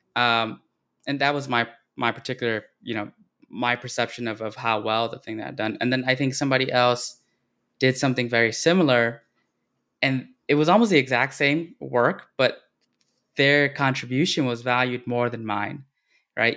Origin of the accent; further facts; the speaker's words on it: Texas, United States; since I, uh, grew up here